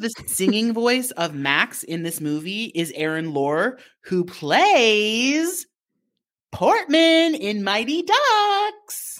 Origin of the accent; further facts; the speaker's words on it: Japan; growing up in Japan